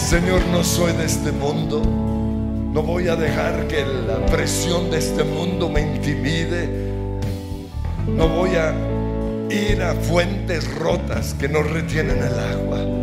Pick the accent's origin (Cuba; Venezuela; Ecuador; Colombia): Colombia